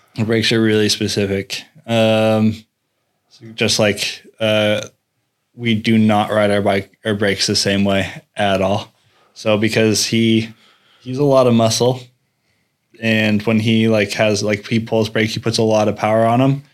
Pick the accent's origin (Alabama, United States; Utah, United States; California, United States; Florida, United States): Utah, United States; Salt Lake City; moved away as an adult; now in Norway; I'm originally I'm from Salt Lake City, Utah.